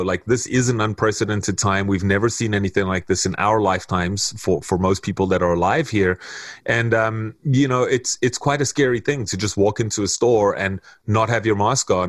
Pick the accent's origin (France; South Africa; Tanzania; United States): South Africa; now in Canada; I've lived here for 17 years now, um, going on 18 years. So I'm pretty much immersed in Canadian culture as much as I'm South African